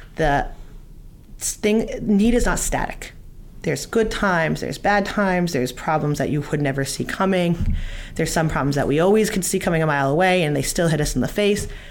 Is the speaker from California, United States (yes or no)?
yes; California, United States; now in Fair Lawn, United States; We're both from California.